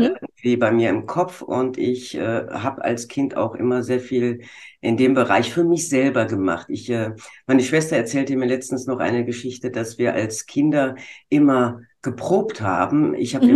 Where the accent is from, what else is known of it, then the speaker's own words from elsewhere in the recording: Bonn, North Rhine-Westphalia, Germany; Ich komme aus dem Rheinland in Bonn.